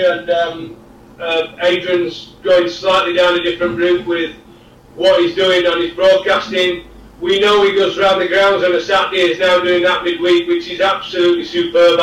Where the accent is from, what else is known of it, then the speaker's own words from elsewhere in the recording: Yorkshire and the Humber, United Kingdom; moved away as an adult; also born or lived in Essex; I'm a Yorkshireman and I'm a proud Yorkshireman, and I went back to Yorkshire to finish my career.